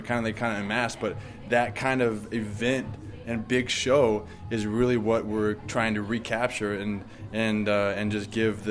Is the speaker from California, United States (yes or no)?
yes; Southern California, United States